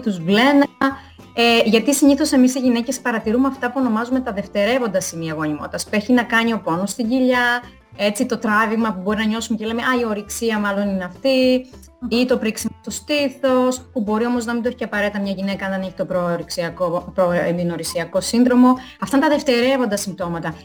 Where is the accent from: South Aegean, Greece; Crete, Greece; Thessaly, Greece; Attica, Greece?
Crete, Greece; moved away as an adult; now in Italy; κατάγομαι από Κρήτη